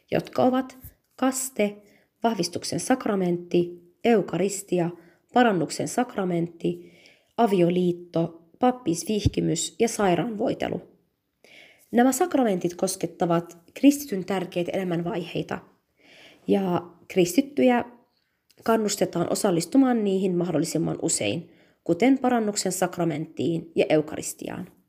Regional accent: Alkosh, Nineveh, Iraq; first language Chaldean Neo-Aramaic; Finnish is a second language; now in Finland; Eli me olemme Pohjois-Irakista kotoisin, kristittyjen alueelta ja kylästä nimeltään Alkosh. Me puhumme äidinkielenämme kaldian murretta, joka kuuluu aramian kieleen.

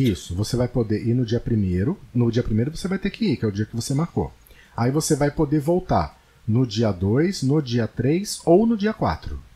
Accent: Paulista, São Paulo, Brazil; Em São Paulo, como eu sou paulista

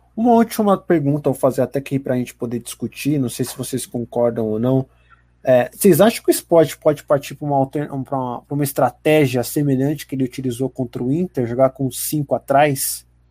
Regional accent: São Paulo, Brazil; a gente é aqui da capital de São Paulo

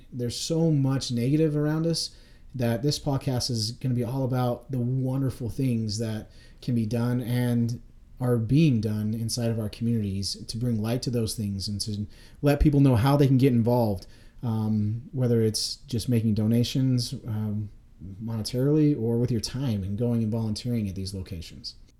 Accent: Nampa, Idaho, United States; I grew up in Nampa, Idaho

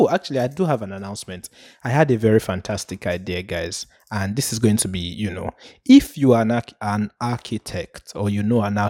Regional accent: Puerto Rico; I remember growing up in Puerto Rico, they used to say ….

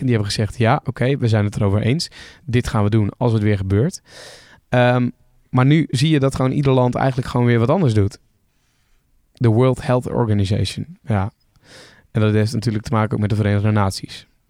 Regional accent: Netherlands

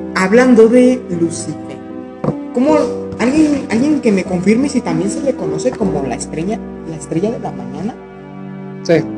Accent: Mexico; nos unió como mexicanos

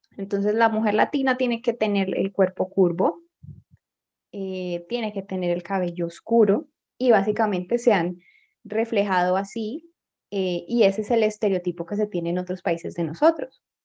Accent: Colombia; aquí en Colombia ya teníamos estas costumbres

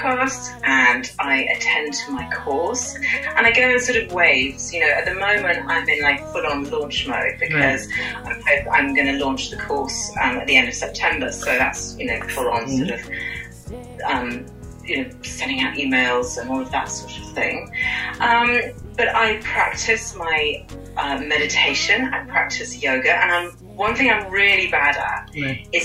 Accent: United Kingdom; accent: British; I'm from the UK, unless you couldn't tell from my accent. Very British

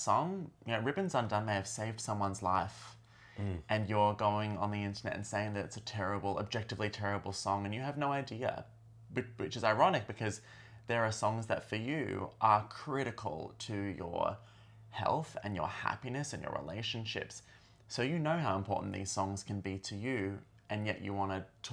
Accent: Australia; being Australian, this song had a real connection to our history of the Stolen Generation

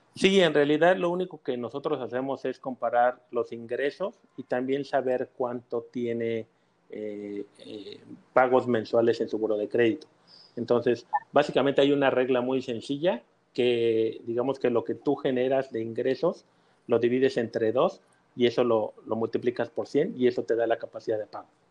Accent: Mexico City, Mexico; now in Mérida, Mexico; yo soy eh, de la Ciudad de México ya tengo casi 40 años

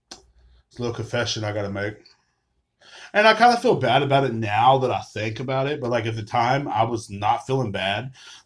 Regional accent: Texas, United States; Are you from Texas? I was like, yeah, I'm born and raised, man.

